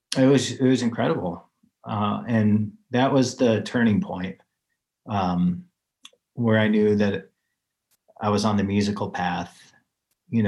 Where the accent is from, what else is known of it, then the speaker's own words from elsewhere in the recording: Chicago, Illinois, United States; moved away; also born or lived in Colorado; I grew up in Chicago